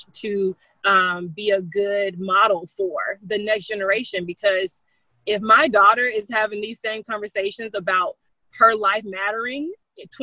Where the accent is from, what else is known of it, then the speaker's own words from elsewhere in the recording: the South, United States; I'm from the South. We're from the South